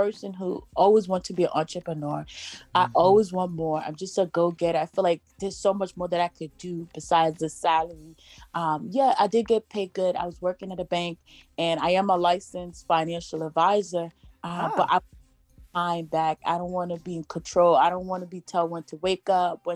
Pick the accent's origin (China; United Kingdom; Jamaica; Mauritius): Jamaica; I'm Jamaican. So we grew up on sea moss.